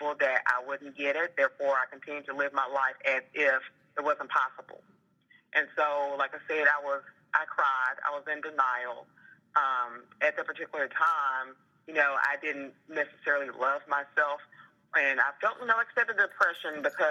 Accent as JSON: {"language": "English", "town": "Memphis", "region": "Tennessee", "country": "United States", "moved": "yes", "said": "I'm originally from Memphis, Tennessee"}